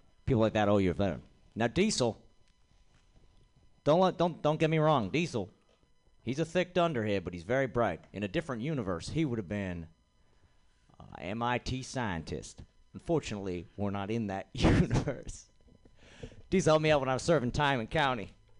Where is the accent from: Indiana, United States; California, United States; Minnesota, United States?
California, United States; Los Angeles; Los Angeles. Before that, who knows? Spent some time in Nice.